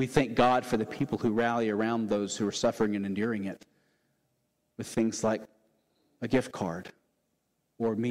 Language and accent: English; the South, United States; born and raised in the South like me